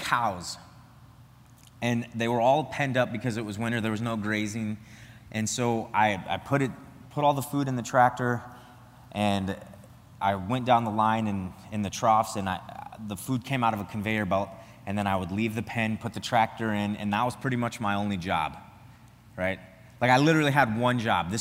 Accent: the Nebraska panhandle, Northwest Nebraska, United States; moved away as an adult; now in Wisconsin, United States; I'm from Northwest Nebraska, the panhandle of Nebraska

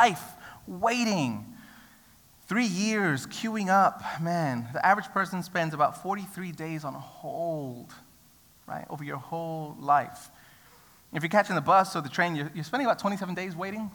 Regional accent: New York City, New York, United States; now in Australia; I grew up in New York City

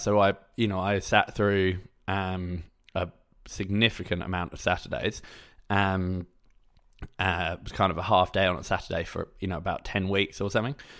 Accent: England, United Kingdom; I'm from England, so we had, like, a UCAS form

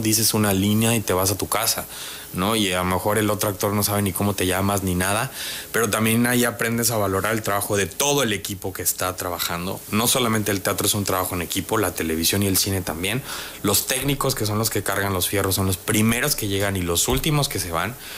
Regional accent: Tabasco, Mexico; moved away as an adult; now in Mexico City, Mexico; Yo a donde quiera que voy digo que soy tabasqueño.

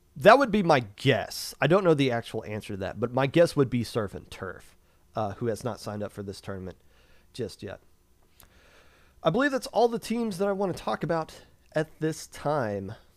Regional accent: Kentucky, United States; growing up in Kentucky

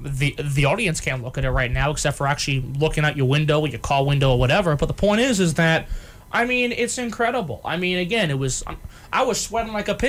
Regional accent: New York, United States; I'm from New York. I expect it at this point.

